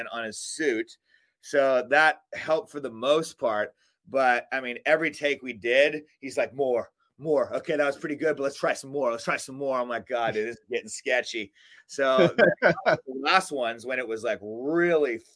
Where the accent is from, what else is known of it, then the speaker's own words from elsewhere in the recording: Melbourne, Victoria, Australia; also born or lived in Alaska / Hawaii; now in Long Beach, United States; we grew up in Melbourne, Australia